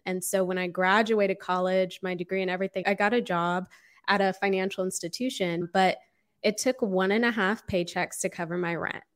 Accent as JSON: {"language": "English", "town": "Austin", "region": "Texas", "country": "United States", "tie": "born or raised there", "also_born_or_lived": "Los Angeles, California", "moved": "as an adult", "said": "I grew up in Austin, Texas. I was born and raised here"}